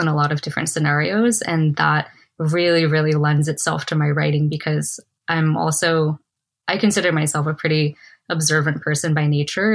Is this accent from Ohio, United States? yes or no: no; New York City, New York, United States; moved away; also born or lived in Guangdong, China / South Seattle, Washington / New Hampshire / Silicon Valley; growing up in Queens, being in South Seattle